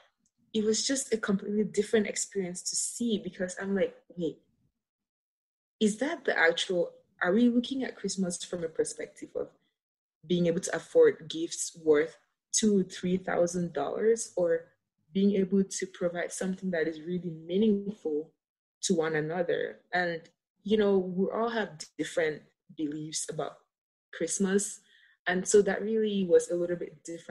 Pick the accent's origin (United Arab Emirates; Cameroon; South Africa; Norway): Cameroon; moved away as an adult; now in United States; my experience growing up in Cameroon.